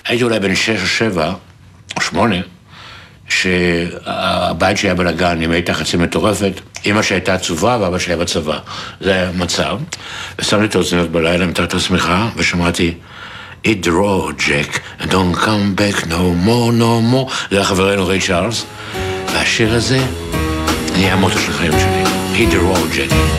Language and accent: Hebrew; Nahalal, Northern District, Israel; נולדתי בנהלל, שאני קורא לו כפר מה יגידו, כי כולם, היה חשוב לא לחיות, אלא מה יגידו לך. ובעמק יזרעאל, עד גיל הגיוס